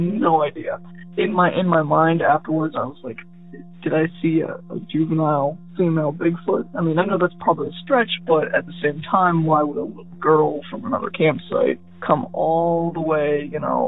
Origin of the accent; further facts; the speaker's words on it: Ohio, United States; I'm from Ohio